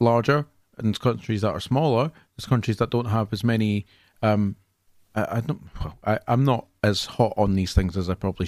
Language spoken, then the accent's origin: English; Scotland, United Kingdom; I'm from Scotland